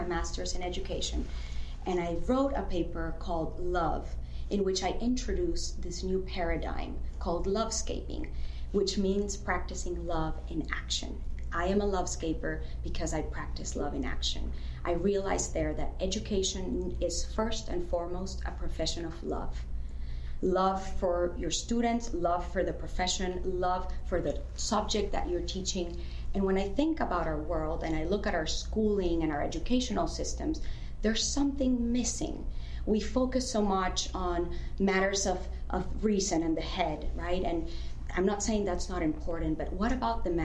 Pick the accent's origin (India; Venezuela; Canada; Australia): Venezuela; moved away as an adult; I'm originally from Venezuela. I lived there my whole childhood, adolescence, and then I left